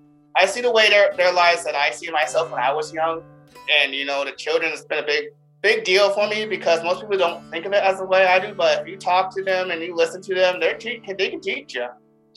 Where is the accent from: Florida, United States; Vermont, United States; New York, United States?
Vermont, United States; Alburgh; born or raised there; also born or lived in Council Bluffs, Iowa